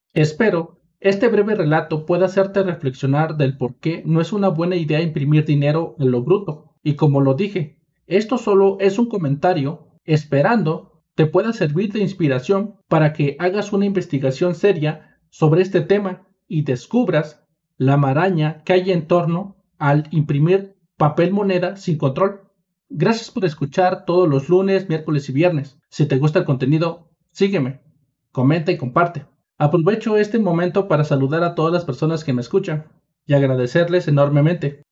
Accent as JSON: {"language": "Spanish", "country": "Mexico", "said": "como soy mexicano"}